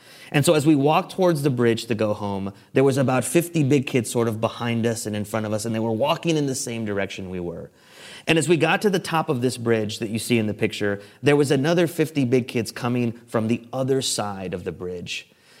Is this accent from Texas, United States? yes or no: yes; San Antonio, Texas, United States; This picture is the street sign where I grew up on West Edmosa Street. And for those of you not in San Antonio, this is close to the urban core. This is the inner city San Antonio, very close to downtown.